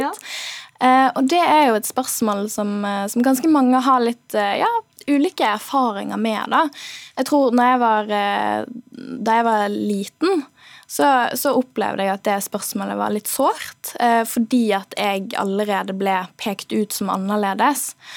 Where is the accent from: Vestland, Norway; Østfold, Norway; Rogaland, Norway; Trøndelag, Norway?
Vestland, Norway; Bergen; accent: Bergen dialect; Fordi jeg er bergenser.